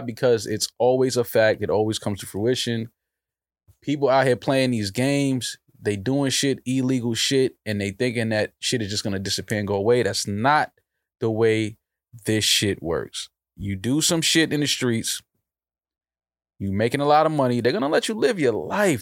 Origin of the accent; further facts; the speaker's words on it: New York City, New York, United States; I'm from the Bronx